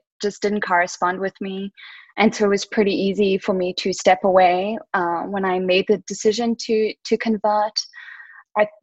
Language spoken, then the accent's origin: English; South Africa; I had a lot of Jewish influences growing up in South Africa